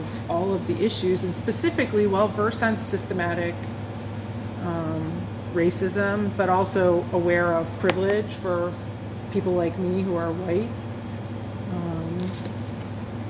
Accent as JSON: {"language": "English", "region": "Massachusetts", "country": "United States", "tie": "born or raised there", "moved": "yes", "lives_now": "New Jersey, United States", "said": "my home state of Massachusetts"}